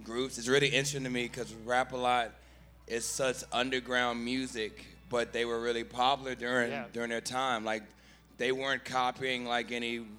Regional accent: Houston, Texas, United States; I'm from Houston.

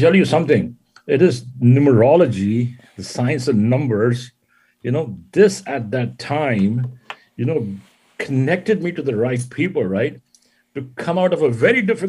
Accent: India; moved away; also born or lived in Jodhpur, Rajasthan; I am from India. Actually, I was born and raised in India. And I was born in the desert, a city called Jodhpur in Rajasthan

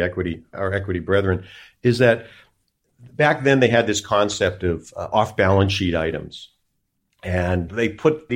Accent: United States; as an American citizen

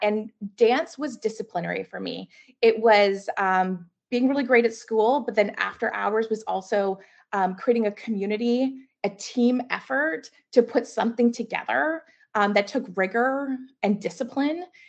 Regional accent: Mississauga, Ontario, Canada; also born or lived in Burlington, Ontario; I grew up in Mississauga and then moved to Burlington

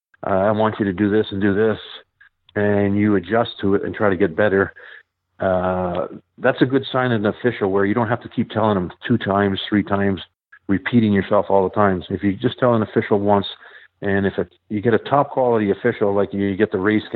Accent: Ottawa, Ontario, Canada; I was born and raised in Ottawa

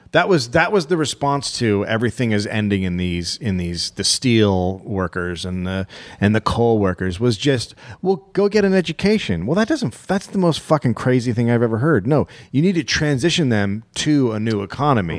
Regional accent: United States; as an American

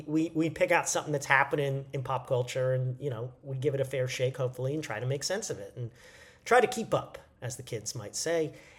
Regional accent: Canada; Happy Canada Day to my fellow Canadians. I am technically Canadian. I have an expired Canadian passport.

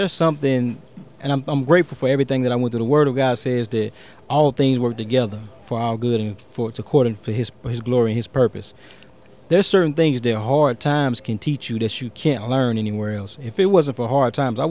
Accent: Fayette, Alabama, United States; When I was a kid growing up in Fayette, the city of Fayette was thriving

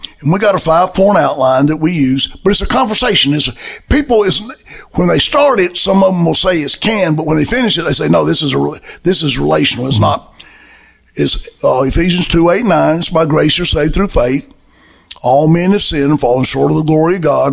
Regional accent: Alabama, United States; I came from Alabama

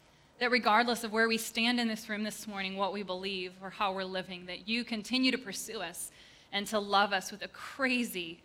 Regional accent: Upper Peninsula of Michigan, United States; We grew up in the Upper Peninsula of Michigan and a town of, I think, 400 people

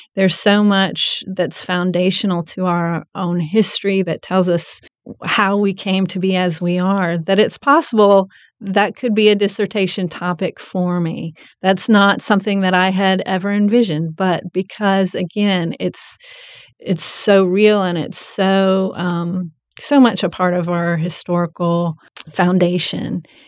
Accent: Nashville, Tennessee, United States; also born or lived in Rutherford County, Tennessee; I grew up in Nashville and now attend Middle Tennessee State University in Rutherford County

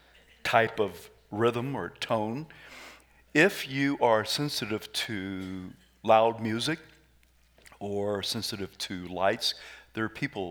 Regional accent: the South, United States; I am from the South

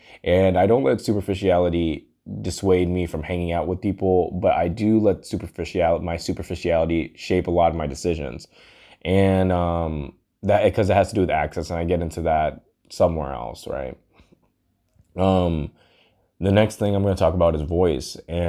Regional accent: Hong Kong; moved away; also born or lived in London, United Kingdom / Texas, United States; I'm half Indian, half black, and I was born in London, raised in Hong Kong. And then I moved to Texas.

